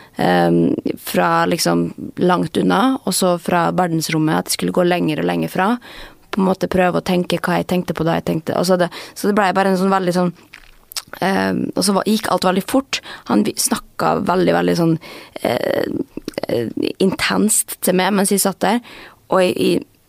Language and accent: Norwegian; Molde, Møre og Romsdal, Norway; now in Oslo, Norway; jeg er jo fra Molde